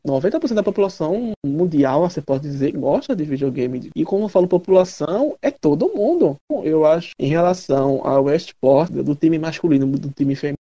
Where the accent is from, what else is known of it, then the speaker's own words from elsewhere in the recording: Mineiro, Minas Gerais, Brazil; Como mineiro